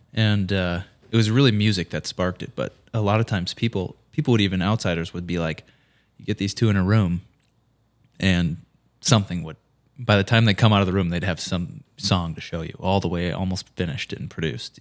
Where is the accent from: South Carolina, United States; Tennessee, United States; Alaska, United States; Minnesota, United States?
Minnesota, United States; Fergus Falls; moved away as an adult; now in St. Paul, United States; I grew up in Fergus Falls, proud Fergus Fallian